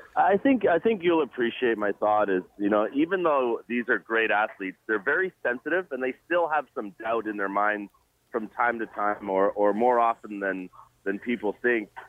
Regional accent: Jamaica; now in Toronto, Canada; I'm Jamaican born, and uh, I go back to Jamaica very often.

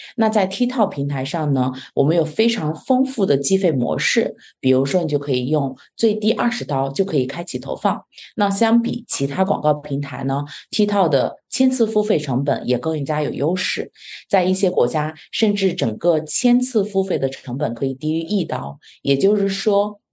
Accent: China; now in Canada; 我们中国人本身在国内

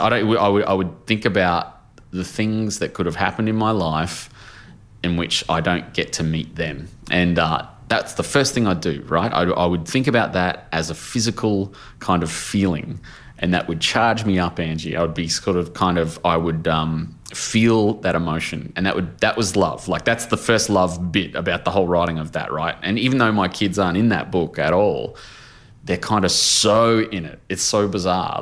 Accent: Brisbane, Queensland, Australia; my hometown

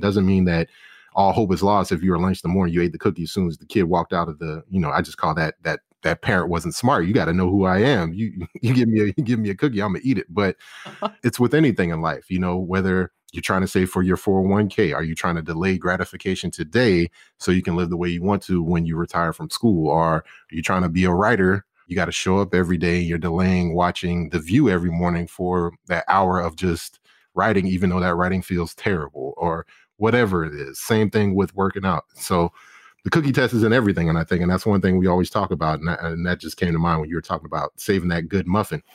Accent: Charleston, South Carolina, United States; moved away as an adult; now in Dallas, United States; growing up in Charleston for me, which I was born and bred

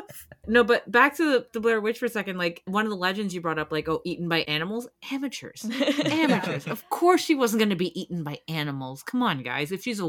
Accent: Canada; I'm Canadian.

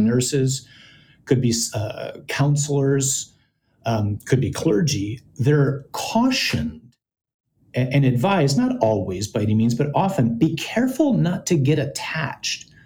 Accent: United States; as an American or maybe as an American man

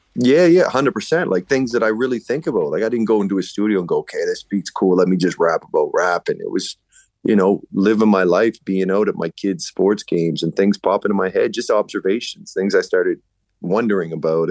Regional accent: Enfield, Nova Scotia, Canada; also born or lived in Halifax; born and raised in Enfield, which is right by the airport.

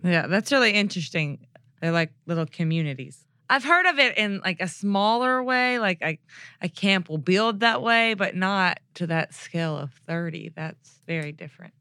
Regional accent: Mississippi, United States; I'm from Mississippi

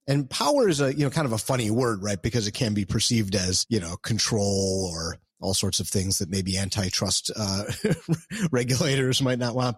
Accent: Detroit, Michigan, United States; moved away; I'm from Detroit originally

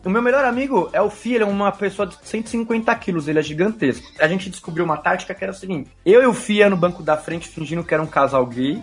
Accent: São Paulo, Brazil; Eu cresci no Ipiranga, que é perto da Anchieta

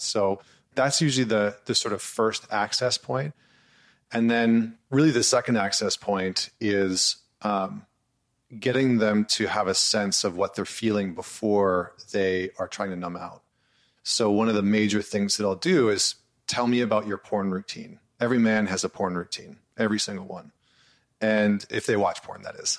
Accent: Northern Alberta, Canada; where I grew up in Northern Alberta, which is sort of like the Texas of Canada

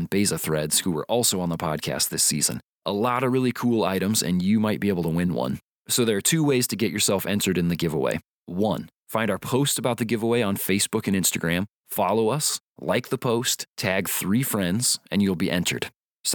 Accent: Indiana, United States; I'm also from Indiana

